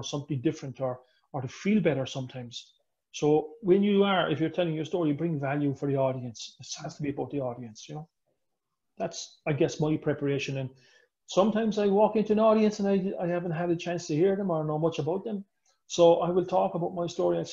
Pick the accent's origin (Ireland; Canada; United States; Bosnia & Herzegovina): Ireland; I'm Irish